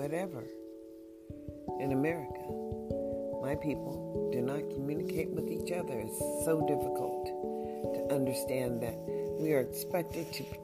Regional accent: United States; also born or lived in Nevada; we are still an American and only American, because we don't know our heritage

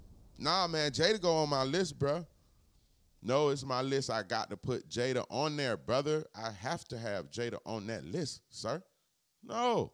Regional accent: Inglewood, California, United States; also born or lived in Harlem; I was born in Harlem, raised in Inglewood, California.

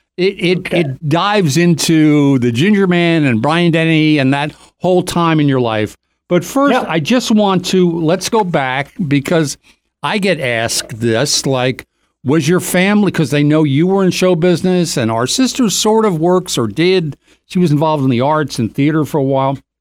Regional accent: Doylestown, Pennsylvania, United States; growing up in Doylestown, Pennsylvania

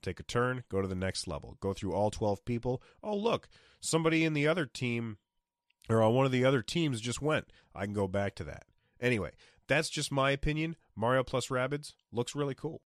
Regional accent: United States; being an American.

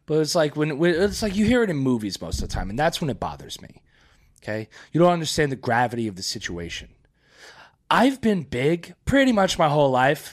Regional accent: Florida, United States; I grew up here in Florida

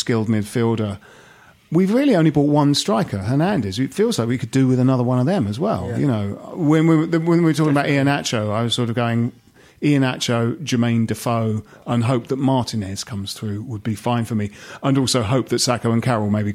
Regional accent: Bromley, London, United Kingdom; we grew up in Bromley

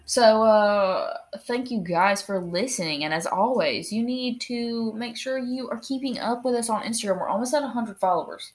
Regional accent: United States; we're American

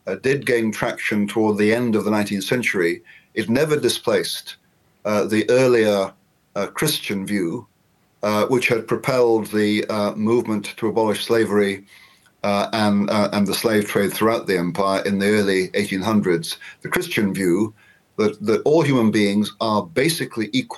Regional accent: United Kingdom; we British

